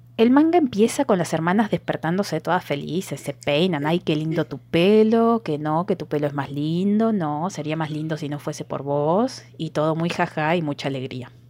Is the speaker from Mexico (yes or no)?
no; Argentina; Yo soy de otra provincia